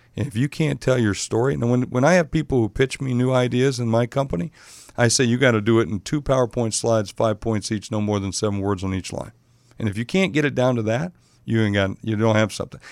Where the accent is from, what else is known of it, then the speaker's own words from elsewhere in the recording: South Dakota, United States; moved away; from back in my home state of South Dakota